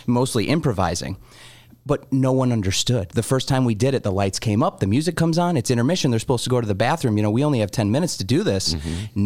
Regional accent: United States; As an American

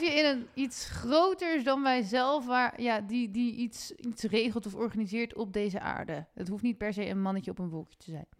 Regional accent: Ermelo, Gelderland, Netherlands; ik ben in Ermelo opgegroeid

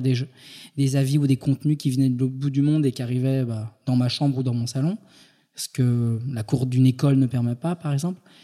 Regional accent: Île-de-France, France; also born or lived in Paris; Je suis né en Ile-de-France

